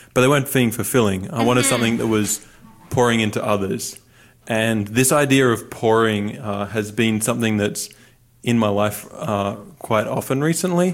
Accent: Newcastle, New South Wales, Australia; moved away as an adult; now in United States; I'm from the Central Coast, Newcastle area in New South Wales

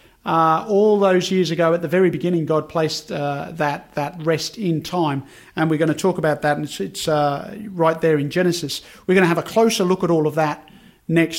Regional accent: Birmingham, West Midlands, United Kingdom; now in Australia; growing up in Birmingham in the UK

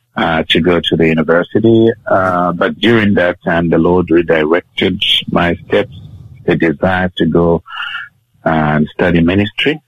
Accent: Kitwe, Copperbelt Province, Zambia; now in Australia; I was born in Zambia, uh, which is a country in the mid- middle of southern Africa

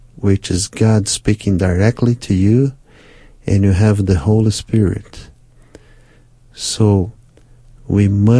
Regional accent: Brazil; first language Portuguese; English is a second language; My first language is Portuguese in Brazil

